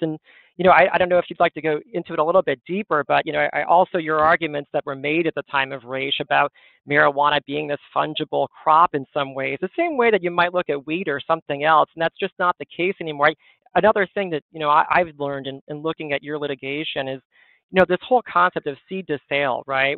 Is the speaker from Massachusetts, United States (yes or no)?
yes; Western Massachusetts, United States; I grew up in Western Massachusetts